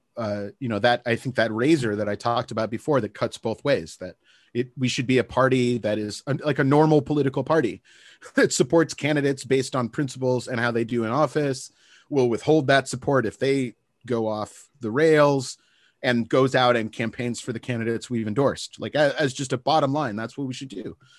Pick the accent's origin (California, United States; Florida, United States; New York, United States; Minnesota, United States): California, United States; Santa Barbara; moved away as an adult; It's my hometown.